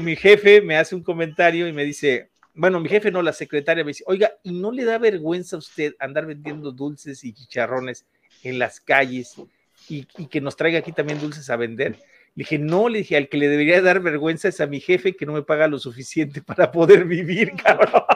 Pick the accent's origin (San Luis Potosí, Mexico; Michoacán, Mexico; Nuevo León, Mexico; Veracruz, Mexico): San Luis Potosí, Mexico; Ciudad Valles; moved away; also born or lived in Mexico City; salí de la Ciudad de México y me vine a mi tierra natal, que de aquí, yo de aquí soy